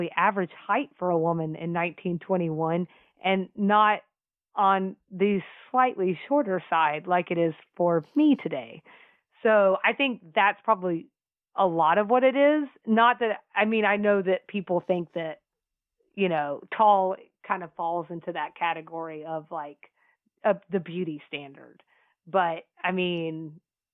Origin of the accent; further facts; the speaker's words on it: the South, United States; we're from the South.